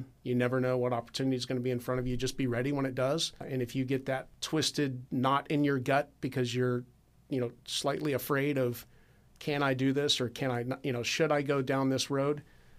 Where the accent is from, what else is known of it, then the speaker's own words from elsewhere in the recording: Dublin, Ohio, United States; you can always join the Air National Guard right here in Columbus, Ohio, which, I was from Dublin.